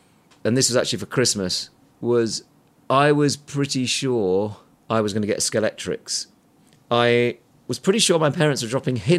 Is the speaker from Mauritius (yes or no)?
no; County Durham, North East England, United Kingdom; I was brought up by miners in County Durham.